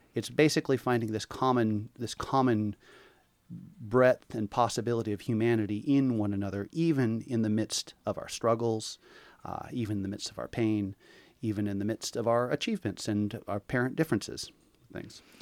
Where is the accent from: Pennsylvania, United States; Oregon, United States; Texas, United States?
Oregon, United States; Portland; moved away as an adult; also born or lived in Hawaii; now in Seaside, United States; I was born and raised in Portland